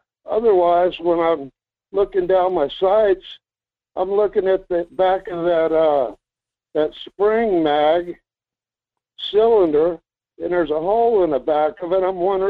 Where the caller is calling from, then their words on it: Fairbanks, Alaska, United States; Hi, this is …. In Fairbanks.